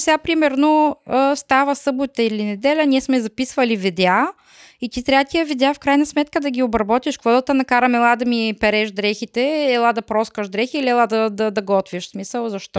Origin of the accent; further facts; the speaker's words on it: Bulgaria; moved away as an adult; now in Germany; Трябва да си ходим в България пак